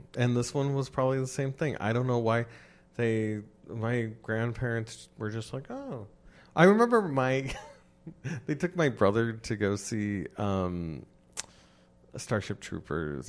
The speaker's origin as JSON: {"language": "English", "region": "West Coast", "country": "United States", "said": "I'm from the West Coast"}